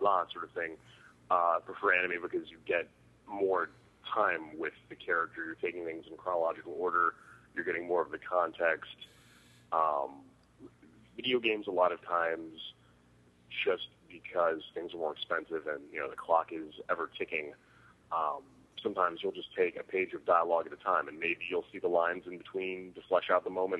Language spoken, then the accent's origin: English; Riverside, California, United States; also born or lived in Los Angeles; I'm from Riverside initially, which is just in like an hour outside